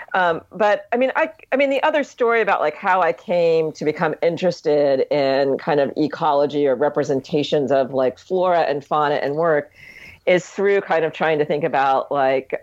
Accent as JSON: {"language": "English", "region": "Ohio", "country": "United States", "tie": "born or raised there", "also_born_or_lived": "Hawaii", "moved": "yes", "said": "growing up in Ohio"}